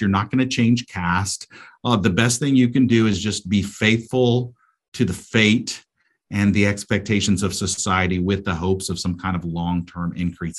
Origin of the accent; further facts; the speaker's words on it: United States; moved away as an adult; also born or lived in South Asia; as an American